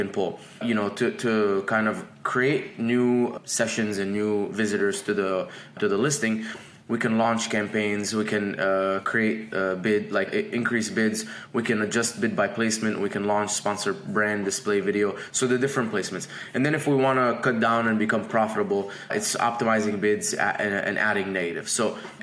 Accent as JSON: {"language": "English", "region": "Dubai", "country": "United Arab Emirates", "tie": "born or raised there", "also_born_or_lived": "Egypt", "moved": "as an adult", "lives_now": "United States", "said": "I was born in Egypt, raised in Dubai, came to America in 2011 to become a chemical engineer"}